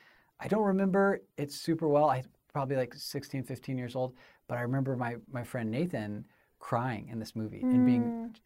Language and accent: English; Little Rock, Arkansas, United States; I have family in Texas. I have family all over. But I was I grew up in Little Rock mostly.